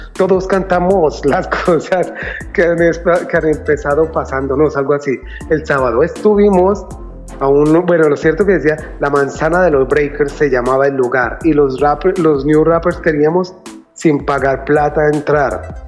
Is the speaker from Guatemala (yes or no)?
no; Colombia; moved away as an adult; also born or lived in New York, United States; now in United States; nosotros como colombianos